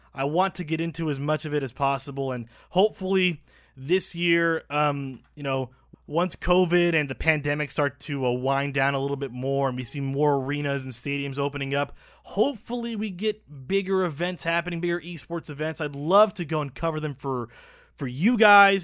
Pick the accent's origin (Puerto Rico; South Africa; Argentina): Puerto Rico; also born or lived in North Texas; now in Dallas, United States; I was born in Puerto Rico